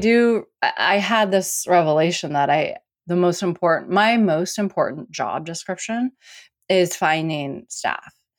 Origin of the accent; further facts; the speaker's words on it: Portland, Oregon, United States; I'm from Portland